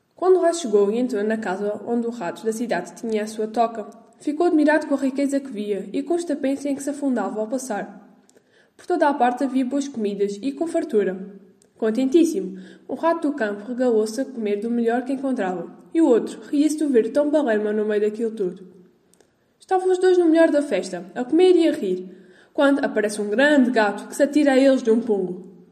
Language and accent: Portuguese; Portugal; sou de Portugal